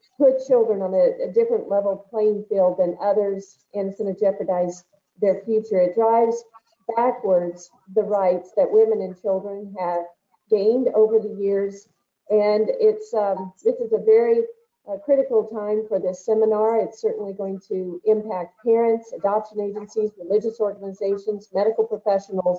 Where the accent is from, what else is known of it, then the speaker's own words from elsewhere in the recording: Archie, Missouri, United States; I also enjoyed participating in high school sports in my hometown of Archie, Missouri when I was growing up